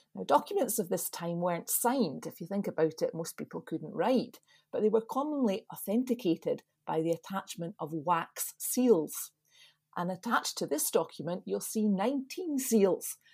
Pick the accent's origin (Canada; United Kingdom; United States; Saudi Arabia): United Kingdom; Scotland